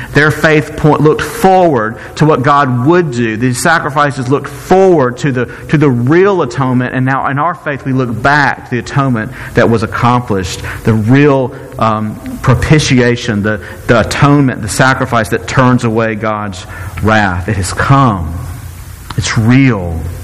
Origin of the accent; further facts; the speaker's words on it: Mississippi, United States; I'm from Mississippi